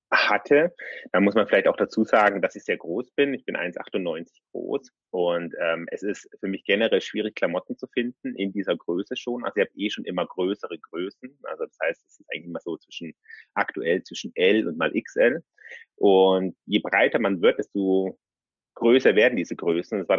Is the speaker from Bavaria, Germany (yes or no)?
yes; Munich, Bavaria, Germany; ich bin 36 äh, und ähm, ich komme aus München.